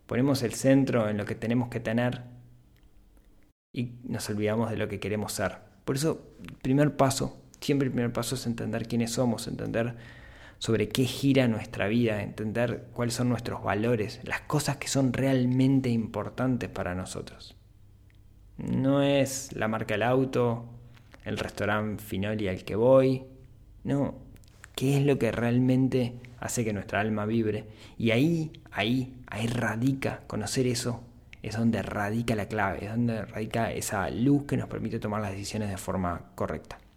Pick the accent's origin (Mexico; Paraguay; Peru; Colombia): Colombia; Yo soy colombiano y por esos años, una mezcla de corrupción, violencia e inestabilidad económica se cernía sobre el país.